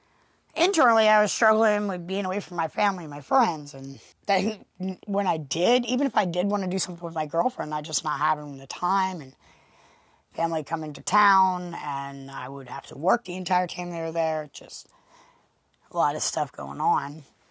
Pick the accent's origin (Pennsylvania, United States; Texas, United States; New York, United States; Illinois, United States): Pennsylvania, United States; You know, I come from Pennsylvania, actually. I had worked mostly in Maryland and been around the same people for the last 15, 20 years